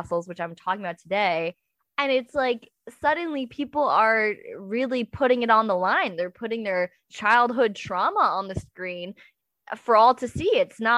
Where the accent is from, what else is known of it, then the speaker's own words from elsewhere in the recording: the Northeast, upstate New York, United States; I'm from the Northeast